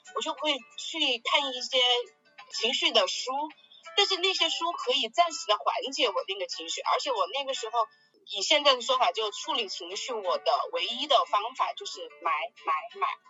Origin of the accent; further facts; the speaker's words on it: Sichuan, China; 我是四川人嘛